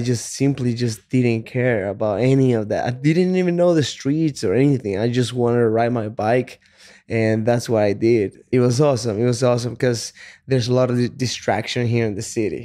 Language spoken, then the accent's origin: English; Chile; English is a second language; moved away as an adult; also born or lived in Texas / California; now in United States; I was born in Chile. When I was twenty years old, I moved to the States just to work as a salesman